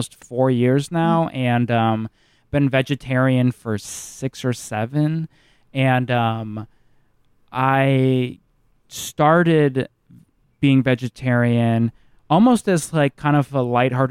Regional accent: Midwest, United States; growing up in the Midwest

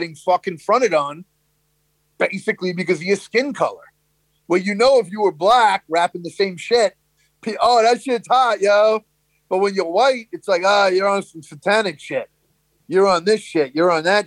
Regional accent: New York City, New York, United States; growing up in Brooklyn

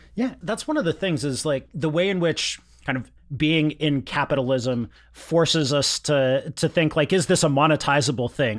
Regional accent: Yakima, Washington, United States; where I grew up in Yakima in the mid-nineties

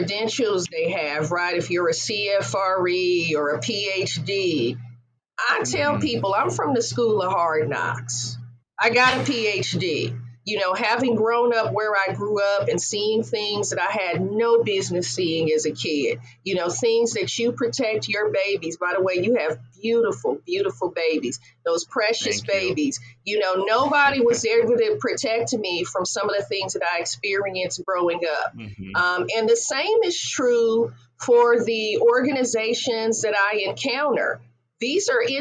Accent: Oakland, California, United States; I grew up in East Oakland in the height of the war on drugs

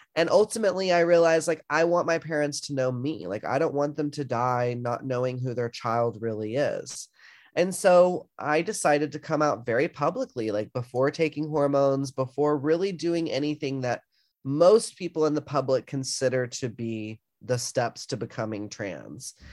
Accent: the South, United States; growing up in the South

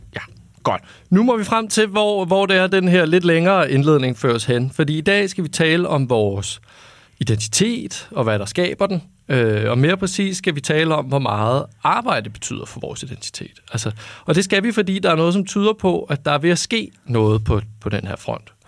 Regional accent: North Zealand, Capital Region of Denmark, Denmark; jeg er vokset op i Nordsjælland

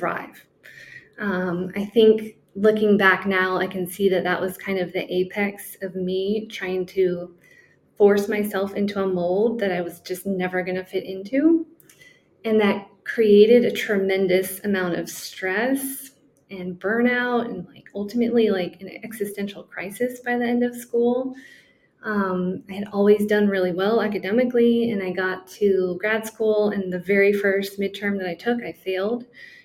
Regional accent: San Francisco Bay Area, California, United States; also born or lived in Turkey / Columbia, South Carolina; I grew up in the San Francisco Bay Area, born and raised, and I'm living there now

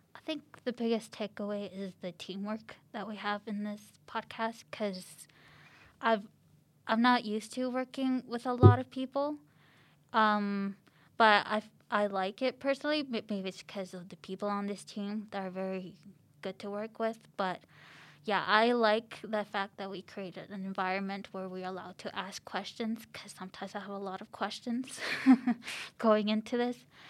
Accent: Chile; now in Canada; I was born in Chile

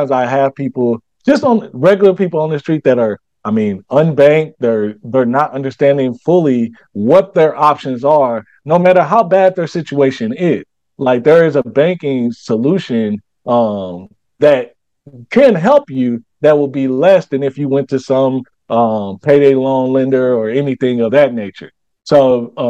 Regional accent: St. Louis, Missouri, United States; now in Charlotte, United States; I come from St. Louis, but I I live in Charlotte now

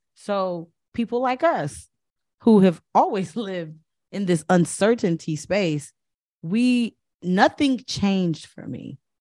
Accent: Chicago, Illinois, United States; I also was from the West Side

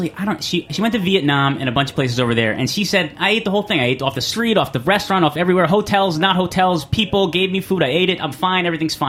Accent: New York, United States; we have strong stomachs because we're from New York.

